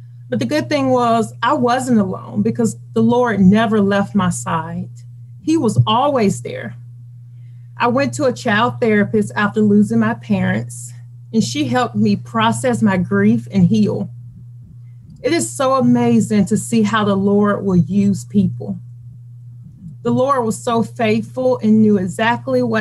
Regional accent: Birmingham, Alabama, United States; also born or lived in Hoover, Alabama; I am from Birmingham, Alabama, born and raised

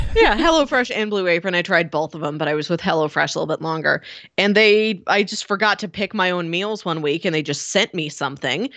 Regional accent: United States; as an American audience

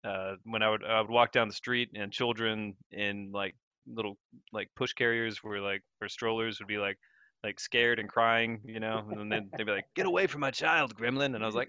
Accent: United States; also born or lived in Texas; now in England, United Kingdom; because I grew up in America, right? Living in England right now.

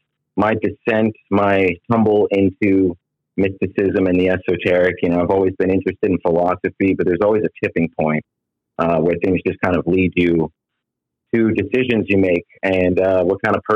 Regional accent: outside of Anchorage, Alaska, United States; also born or lived in Georgia / California; now in Florida, United States; I was born in Georgia, raised outside of Anchorage, Alaska, so I'm used to extremes, and I'm here in Florida now.

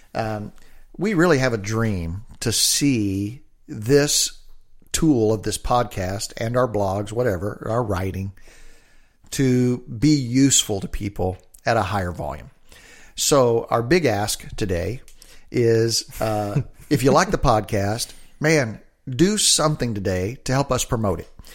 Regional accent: the South, United States; now in Olympia, United States; I grew up in the South.

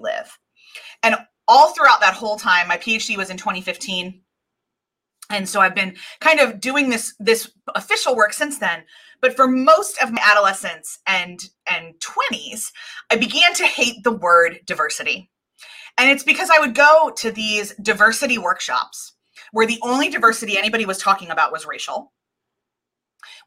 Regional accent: suburbs of Philadelphia, Pennsylvania, United States; I grew up in the suburbs, we, since I was 7 years old, we've owned a manufacturing factory in a very, very under-resourced neighborhood in Philadelphia called Kensington

